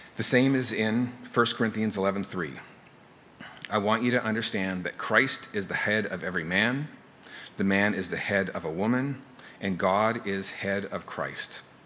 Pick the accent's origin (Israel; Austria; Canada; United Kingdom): Canada; now in United States; I'm from Canada